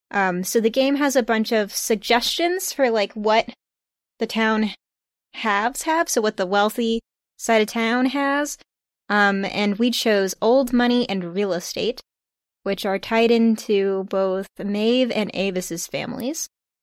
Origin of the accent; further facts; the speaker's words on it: New England, United States; I'm from New England, and so that's where my touchstones are.